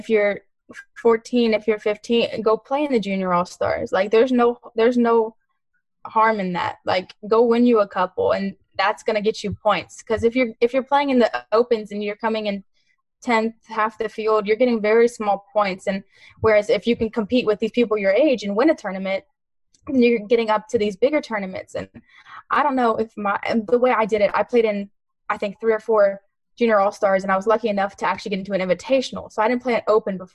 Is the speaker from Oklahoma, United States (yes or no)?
no; Texas, United States; I'm from Texas